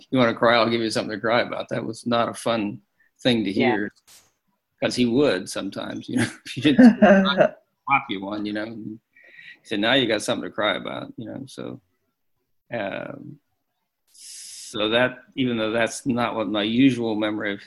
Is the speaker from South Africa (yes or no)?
no; Pittsburgh, Pennsylvania, United States; We grew up in Pittsburgh